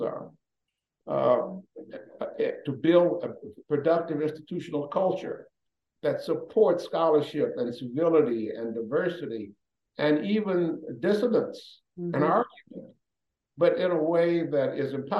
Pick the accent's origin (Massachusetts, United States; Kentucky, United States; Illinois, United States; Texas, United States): Illinois, United States; Chicago; moved away as an adult; also born or lived in Canton / Maryland / Tennessee / New Jersey; I grew up in Chicago